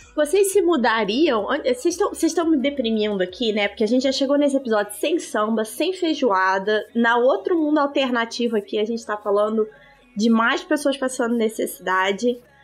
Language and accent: Portuguese; Petrópolis, Rio de Janeiro, Brazil; now in Rio de Janeiro, Brazil; eu cresci na Serra, né, Fluminense, eu cresci em Petrópolis